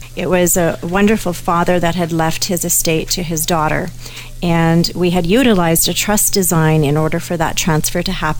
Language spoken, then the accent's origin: English; Canada; Even though I'm a Canadian, America has different legal systems than we do, as everyone knows. And so all of a sudden, I've put my own Canadian estate in jeopardy